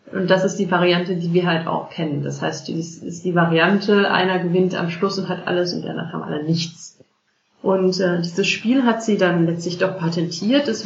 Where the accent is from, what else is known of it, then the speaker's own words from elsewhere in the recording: Cologne, North Rhine-Westphalia, Germany; Und ich komme aus, ursprünglich aus Köln, bei uns hieß das auch Bütchen.